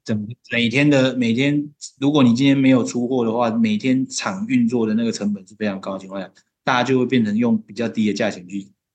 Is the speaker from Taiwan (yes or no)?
yes; Taiwan; 我们台湾人